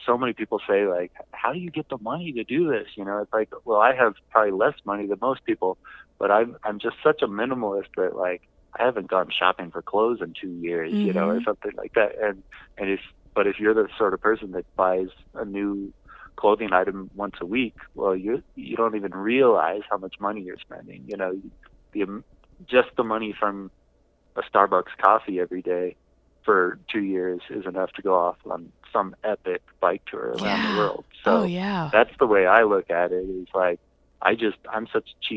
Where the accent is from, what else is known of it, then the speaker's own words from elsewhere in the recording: Southern California, United States; I'm from Southern California